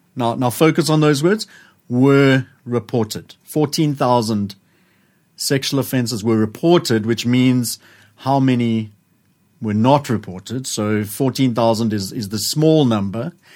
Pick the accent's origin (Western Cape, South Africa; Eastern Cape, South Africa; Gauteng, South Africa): Gauteng, South Africa; Johannesburg; I was growing up in Joburg